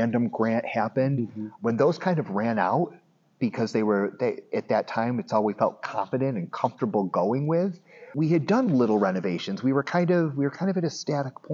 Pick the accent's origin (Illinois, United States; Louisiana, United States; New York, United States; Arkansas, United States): New York, United States; Medina; I grew up in Medina, okay. New York